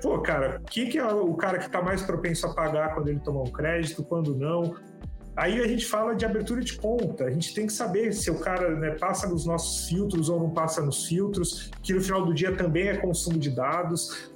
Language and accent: Portuguese; Santos, São Paulo, Brazil; moved away as an adult; now in São Paulo, Brazil; Sou de Santos, sou da praia